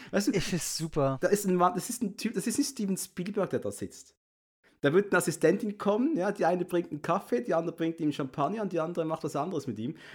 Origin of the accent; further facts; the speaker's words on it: Switzerland; bin Schweizer, ich kann sonst nichts sagen.